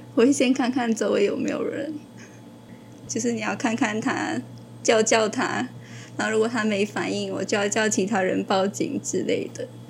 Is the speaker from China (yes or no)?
no; Malaysia; moved away as an adult; now in Taiwan; 我来自马来西亚